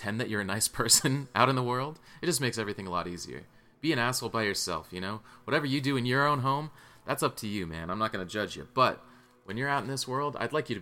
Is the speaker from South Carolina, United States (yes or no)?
yes; South Carolina, United States; now in Bay Area, United States; I'm from South Carolina, you know, my whole family's from over there